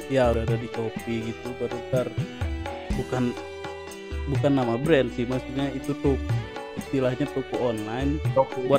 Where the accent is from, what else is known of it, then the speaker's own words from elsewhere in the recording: Bayan, West Nusa Tenggara, Indonesia; born there; saya lahir di Bayan Lombok Barat dulu ya namanya sebelum ganti Lombok Utara